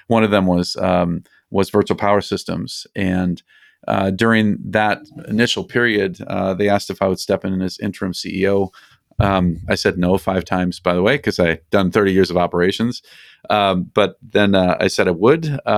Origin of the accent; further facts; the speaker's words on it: Colorado, United States; also born or lived in Minnesota / Arizona; now in California, United States; I was born in Minnesota and moved to Colorado when I was six, moved out to Arizona to go to school, and then hit the California coast, and I've been here for 31 years ever since.